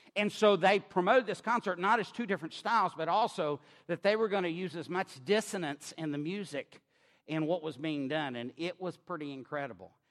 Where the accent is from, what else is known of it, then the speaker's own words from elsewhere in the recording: Knoxville, Tennessee, United States; accent: drawl; now in Maryland, United States; I grew up on the University of Tennessee campus in Knoxville, Tennessee